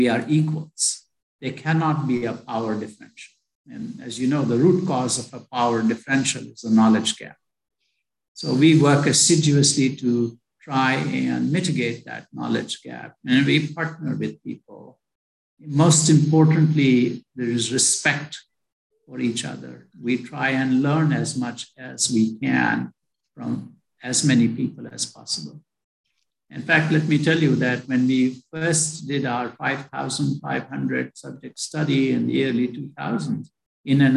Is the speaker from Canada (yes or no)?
no; India; moved away as an adult; I was born in India. I went to medical school in India